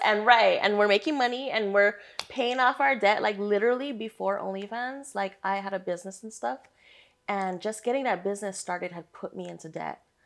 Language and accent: English; Hawaii, United States; moved away; born and raised in Hawaii